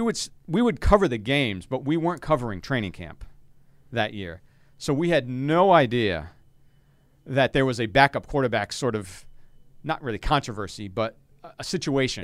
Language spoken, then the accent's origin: English; Providence, Rhode Island, United States; I was working as a television news producer down in Providence, my hometown